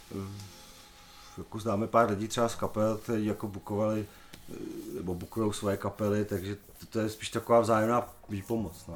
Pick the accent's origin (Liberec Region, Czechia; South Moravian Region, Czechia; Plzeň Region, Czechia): Plzeň Region, Czechia; Tachov; moved away; my původně pocházíme z Tachova